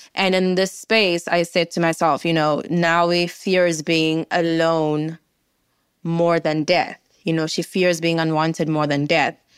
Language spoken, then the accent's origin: English; South Africa; as a South African